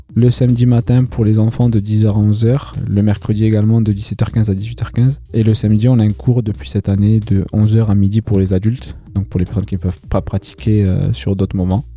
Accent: Bordeaux, Nouvelle-Aquitaine, France; je suis originaire du quartier de Bacalan, je suis de Bordeaux Nord aussi

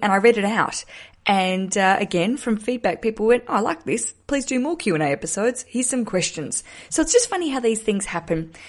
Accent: Australia; moved away as an adult; also born or lived in Hobart, Tasmania; now in London, United Kingdom

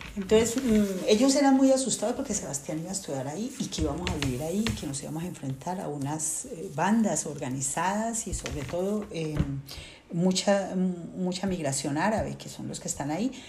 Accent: Colombia; moved away as an adult; also born or lived in Caldas, Colombia; now in Toulouse, France; yo vengo de Colombia

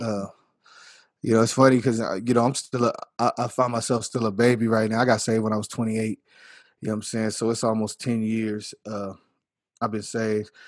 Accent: Earth, Texas, United States; also born or lived in Littlefield, Texas; I was born in Littlefield, Texas, where the hospital was, same county or whatever, but, you know, I was raised in earth, Texas, all my life

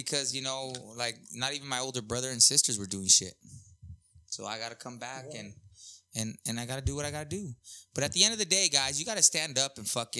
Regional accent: Vista, California, United States; also born or lived in Sweden / Hong Kong / China; I did grow up on California. I grew up on California and Santa Fe

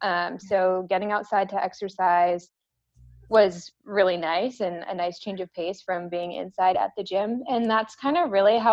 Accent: New England, United States; now in Texas, United States; I mean, growing up in New England, everybody in Texas, which is where I live now, is always like, oh my gosh, the winter must be terrible.

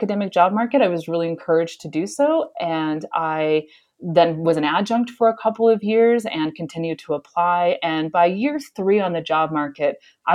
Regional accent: Southern Alberta, Canada; moved away as an adult; also born or lived in Ottawa, Canada / North Carolina, United States; I grew up in Southern Alberta

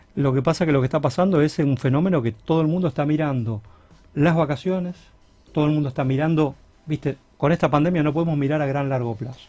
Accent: Rosario, Santa Fe, Argentina; somos rosarinos

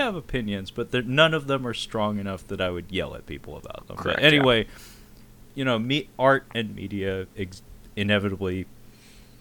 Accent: United States; as an American

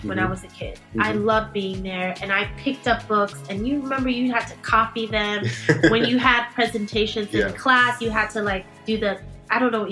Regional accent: Malmö, Skåne, Sweden; first language Swedish; English is a second language; moved away as an adult; now in New York, United States; I was born and raised in Sweden

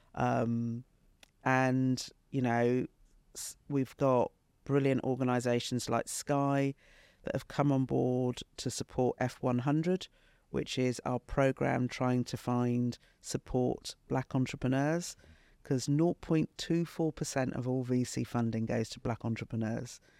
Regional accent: United Kingdom; from when I was 10 growing up in Britain

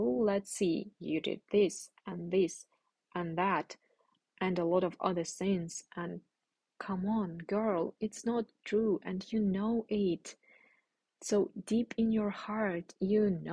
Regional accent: Ukraine; moved away as an adult; I will come back to Ukraine. I will spend maybe a month in total in Ukraine, visiting my family and friends

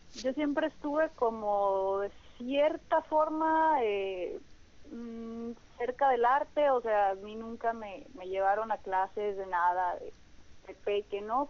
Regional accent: Hermosillo, Sonora, Mexico; also born or lived in Culiacán, Sinaloa / Ciudad Obregón, Sonora; yo me fui a Obregón a los cinco años y a Hermosillo a los 10. Entonces realmente como mi, mi vida y mi maduración y todo ha sido como de Hermosillo

